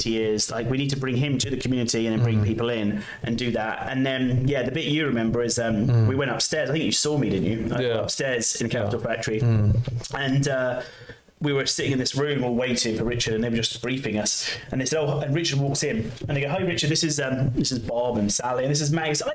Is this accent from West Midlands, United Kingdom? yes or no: no; London, United Kingdom; I'm from London